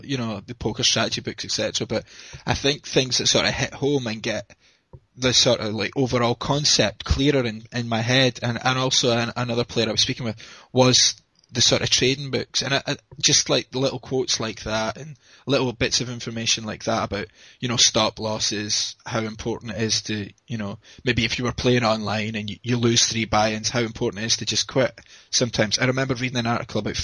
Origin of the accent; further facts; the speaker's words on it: Scotland, United Kingdom; I'm from Scotland in the UK